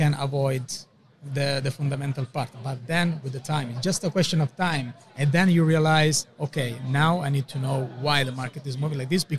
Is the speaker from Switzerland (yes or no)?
yes; Switzerland; we come from Switzerland